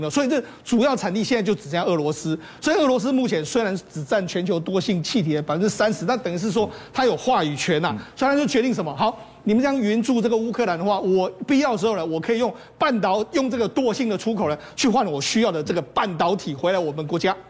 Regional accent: Taiwan; 我们台湾人

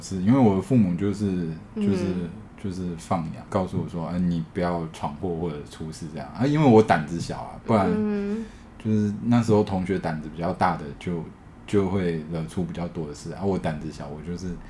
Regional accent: Shandong, China; 然后我因为在山东长大嘛，我以为这一切都是常态。

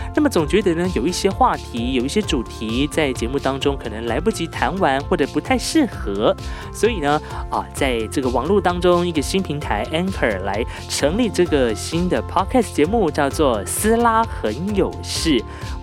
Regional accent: Hualien County, Taiwan; 我是来自花莲的阿美族

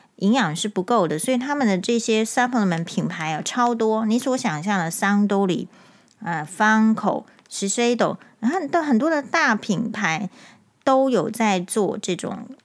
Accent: Taiwan; 我们台湾人

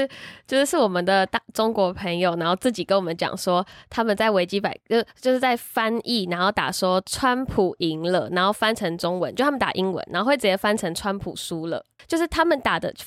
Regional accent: Taiwan; 我们身为台湾人，

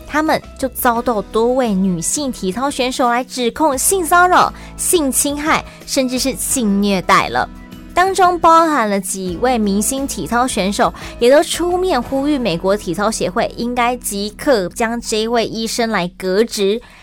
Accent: Taiwan; 咱们台湾人

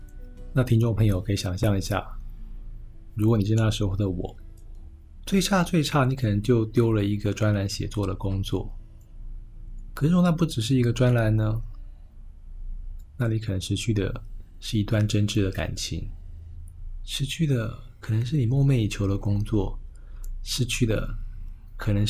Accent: Taiwan; 我今天作为一个台湾人在大陆的杂志上写稿，难免会遇到一些呃禁忌的问题。

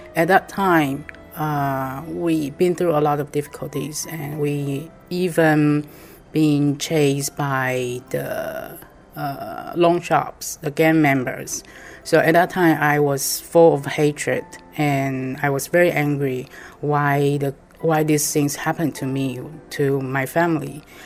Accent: New York, United States; I am from Ridgewood, New York.

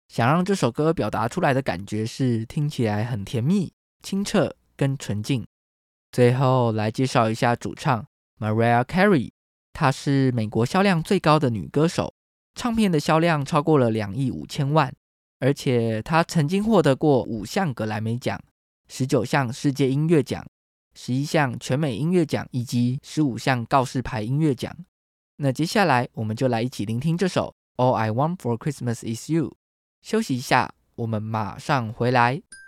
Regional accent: Taiwan; 台湾是一块宝岛，同时也是我们的家乡

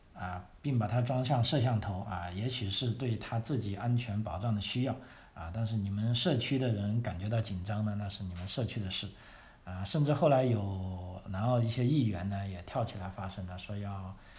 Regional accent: China; moved away as an adult; now in Australia; 因为我们是来自中国，我们就是华人

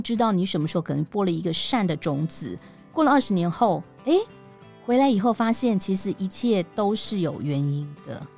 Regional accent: Taipei, Taiwan; also born or lived in Yilan; 我是宜兰人，然后我，但是我的成长都在台，台北

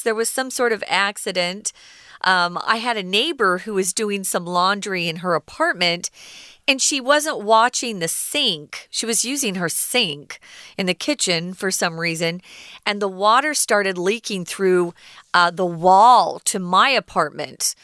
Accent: Arizona, United States; where I'm from, I grew up in Arizona.

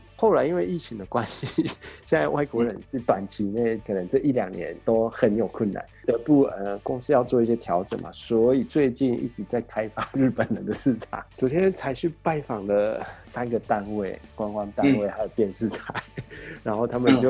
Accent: Taiwan; moved away as an adult; now in Japan; 我他妈的就是一个台湾人，

